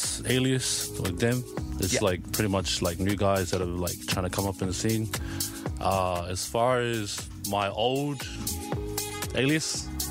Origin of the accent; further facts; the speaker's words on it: Auckland, New Zealand; also born or lived in Mangere / Tuapa, Niue; now in Brisbane, Australia; I came from, I'm from South Auckland, eh?